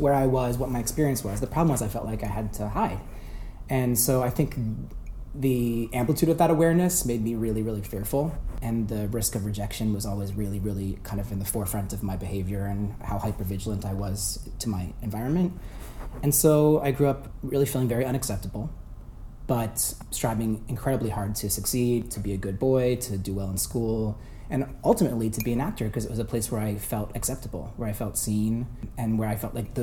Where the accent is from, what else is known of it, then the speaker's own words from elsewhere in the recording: Frederick, Maryland, United States; I am from Frederick, Maryland. It was a very kind of straightforward Southern mid-Atlantic suburban upbringing